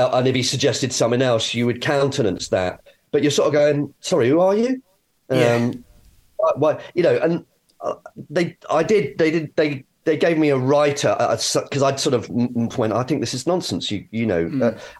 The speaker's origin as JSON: {"language": "English", "country": "Nigeria", "said": "I'm actually Nigerian, right?"}